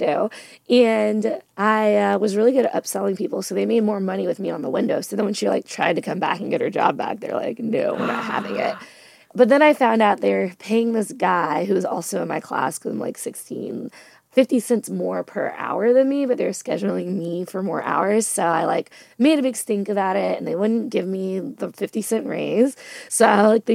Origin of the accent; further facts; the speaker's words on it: Louisville, Kentucky, United States; also born or lived in Philippines; we came to the States when I was about one because my dad's family is here in Louisville